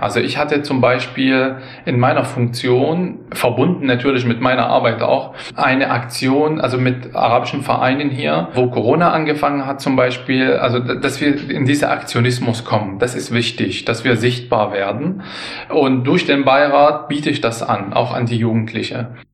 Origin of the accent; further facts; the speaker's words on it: Syria; now in Germany; Ich war auch Syrer. Ich bin dann später eingebürgert wurden.